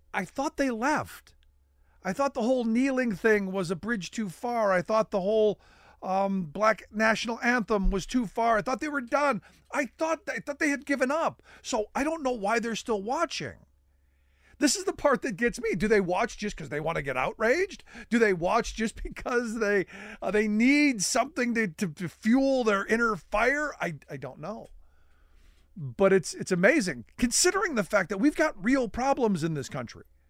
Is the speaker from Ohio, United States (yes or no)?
yes; Cleveland, Ohio, United States; growing up in Cleveland.